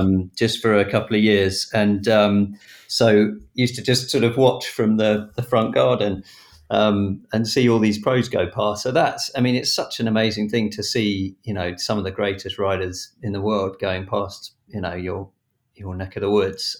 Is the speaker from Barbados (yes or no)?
no; Battle, South East England, United Kingdom; I grew up in Battle down in East Sussex